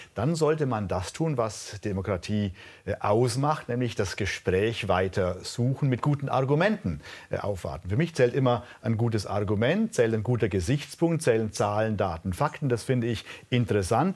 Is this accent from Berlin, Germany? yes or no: no; Allgäu, Bavaria, Germany; Ich komme aus der Region, in der die Menschen sehr, sehr naturverbunden sind